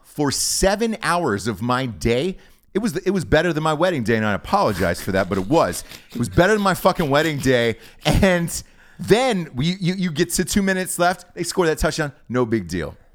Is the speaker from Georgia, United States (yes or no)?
yes; Atlanta, Georgia, United States; I'm from Atlanta.